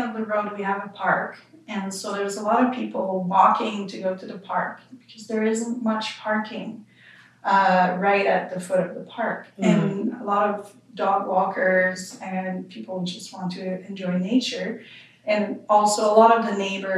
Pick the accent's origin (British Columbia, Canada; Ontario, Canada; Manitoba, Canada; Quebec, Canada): Quebec, Canada; accent: French Canadian; moved away as an adult; now in Vancouver Island, Canada; I'm from Quebec. I'm sure you can tell with my accent.